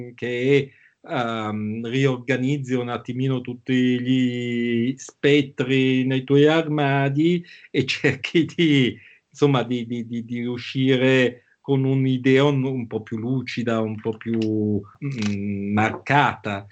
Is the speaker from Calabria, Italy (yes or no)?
no; Milan, Lombardy, Italy; also born or lived in Bangkok; noi da ragazzini a Milano